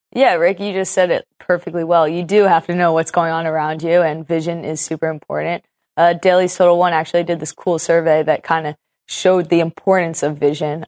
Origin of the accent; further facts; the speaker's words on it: Portland, Oregon, United States; I'm from Portland, a very special soccer city